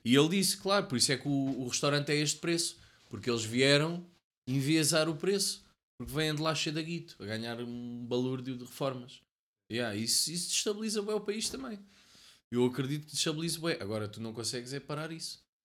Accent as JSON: {"language": "Portuguese", "town": "Cascais", "region": "Lisbon", "country": "Portugal", "said": "eu sou da zona de Cascais"}